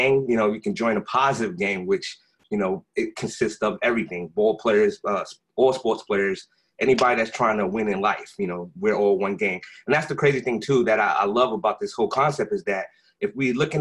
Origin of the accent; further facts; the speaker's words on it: New York City, New York, United States; I'm originally from, born and raised in Brooklyn, New York.